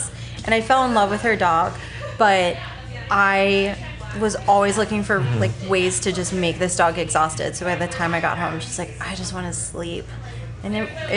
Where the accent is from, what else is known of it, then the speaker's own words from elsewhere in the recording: Arizona, United States; moved away; also born or lived in Seattle; I'm from Arizona